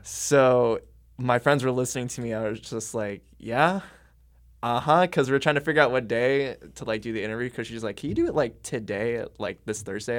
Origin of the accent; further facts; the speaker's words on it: Camdenton, Missouri, United States; moved away; my hometown of, like, Camdenton, Missouri